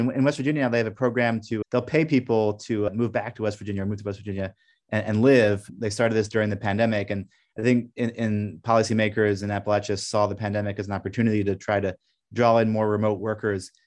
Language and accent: English; Brussels, Brussels-Capital Region, Belgium; moved away as an adult; now in Pittsburgh, United States; I grew up in Brussels speaking French, and America was like the ancestral homeland.